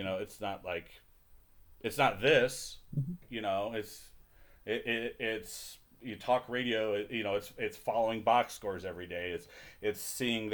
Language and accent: English; Detroit, Michigan, United States; growing up in Detroit